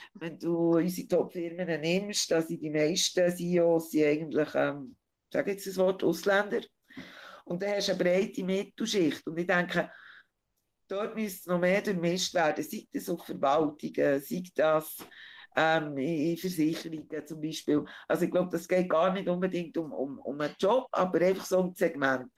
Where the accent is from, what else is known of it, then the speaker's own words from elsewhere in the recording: Bern, Switzerland; meiner Heimatstadt